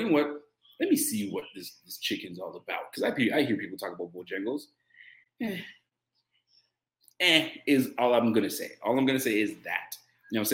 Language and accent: English; Nova Scotia, Canada; I'm Canadian, so I'm from Nova Scotia